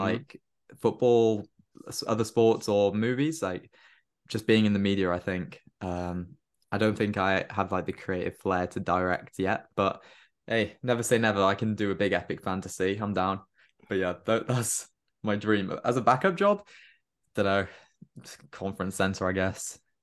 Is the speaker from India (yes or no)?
no; Cardiff, Wales, United Kingdom; moved away as an adult; also born or lived in London; So I'm, I'm from Cardiff, but I go to university in London.